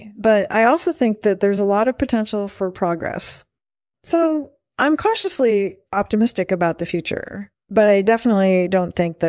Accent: Philadelphia, Pennsylvania, United States; moved away as an adult; also born or lived in New York City; now in Los Angeles, United States; I was born in 1941 in Philadelphia. I grew up there, and then I moved to New York City when I was 21. And I've been living in Los Angeles ever since.

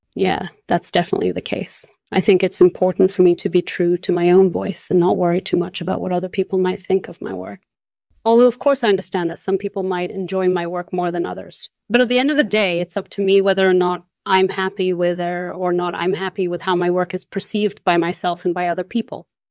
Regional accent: Brazil; born or raised there; moved away as an adult; also born or lived in Spain; now in Netherlands

